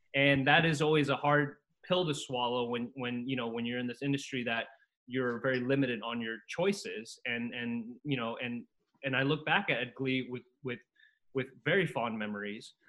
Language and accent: English; Costa Rica; now in United States; I came here from Costa Rica, and it was just a new land, new new country.